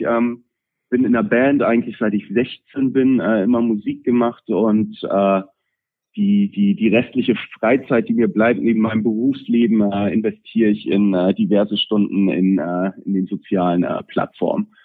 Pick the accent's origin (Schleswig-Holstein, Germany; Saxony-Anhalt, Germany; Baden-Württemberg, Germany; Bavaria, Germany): Schleswig-Holstein, Germany; Pinneberg; für Pinneberger, ähm, was, was meine Heimatstadt ist